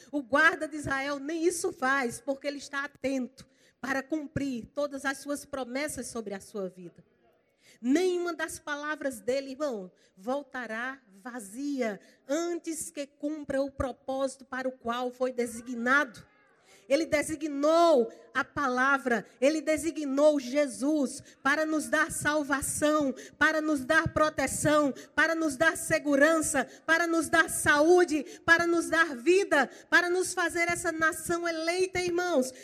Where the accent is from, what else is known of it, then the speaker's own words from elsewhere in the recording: Campina Grande, Paraíba, Brazil; now in Goiânia, Brazil; Eu sou paraibana, eu sou lá de Campina Grande. Eu estou só emprestada lá em Goiânia